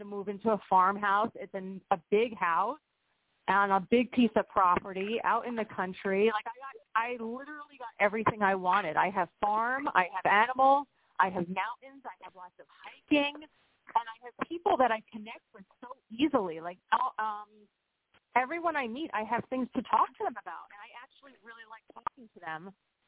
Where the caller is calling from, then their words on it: Pennsylvania, United States; from Pennsylvania.